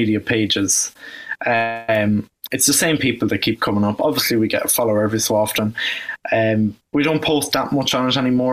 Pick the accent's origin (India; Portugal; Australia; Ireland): Ireland; I'm actually from Roscommon, but I go to school in Athlone